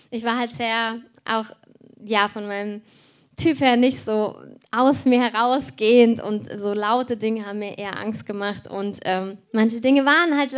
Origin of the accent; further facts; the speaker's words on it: Cologne, North Rhine-Westphalia, Germany; born there; Und dieser Ort ist genau eine Stunde weg von wo ich geboren bin in Köln.